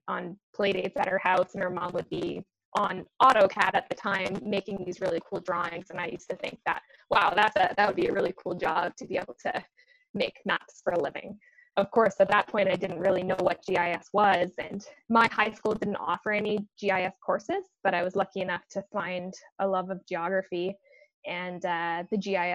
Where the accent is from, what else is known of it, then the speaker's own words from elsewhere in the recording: British Columbia, Canada; I moved a lot growing up, so I lived in a lot of different places. I grew up out on Vancouver Island and was very outdoorsy.